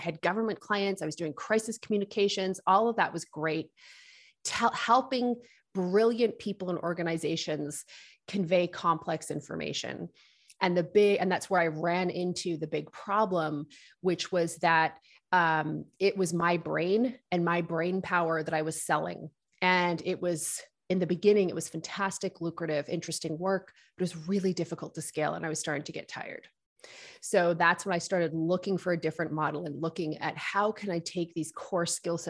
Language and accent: English; Nova Scotia, Canada; also born or lived in United Kingdom; So I grew up on the East Coast in Nova Scotia. We immigrated here with my family when from the United Kingdom when I was a kid.